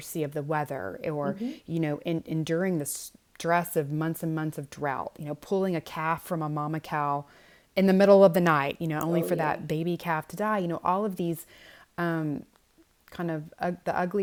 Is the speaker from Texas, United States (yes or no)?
yes; Houston, Texas, United States; moved away as an adult; now in West Texas, United States; I grew up in Houston, which is one of the largest cities in the world, certainly in the United States